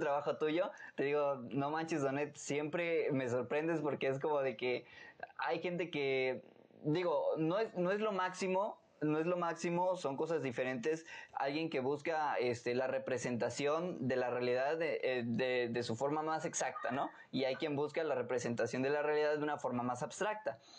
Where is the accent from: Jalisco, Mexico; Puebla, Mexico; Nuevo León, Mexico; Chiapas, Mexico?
Chiapas, Mexico; Tuxtla Gutiérrez; en Tuxtla, donde yo nací